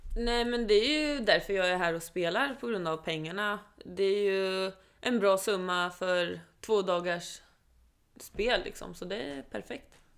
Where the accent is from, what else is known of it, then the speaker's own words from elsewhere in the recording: Sweden; also born or lived in Oslo, Norway; jag är född där och eh, vi flyttade till Sverige när jag var sju år